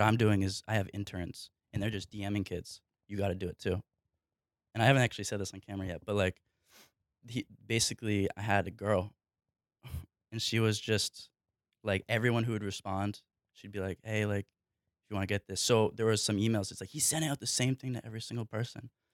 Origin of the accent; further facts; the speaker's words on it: New Hampshire, United States; I grew up, I grew up in New Hampshire